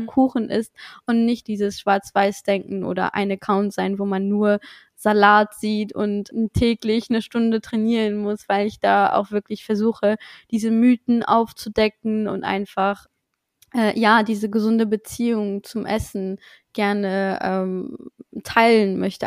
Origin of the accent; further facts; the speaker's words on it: Luxembourg; moved away as an adult; now in Cologne, Germany; ich komme ursprünglich aus Luxemburg, wie vielleicht schon einige wissen, und wohne aber mittlerweile seit zweieinhalb Jahren in Köln